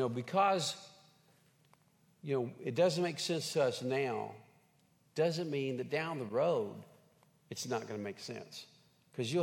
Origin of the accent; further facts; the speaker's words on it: Henrietta, Oklahoma, United States; moved away; I grew up in Henrietta, Oklahoma, home of the Fighting Hens.